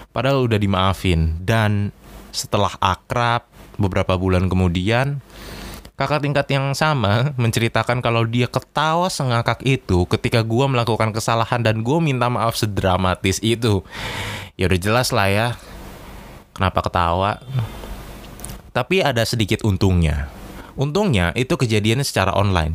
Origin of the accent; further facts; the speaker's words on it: Jakarta, Indonesia; moved away as an adult; now in Surabaya, Indonesia; saya berasal dari Jakarta atau ibu kota kita tercinta.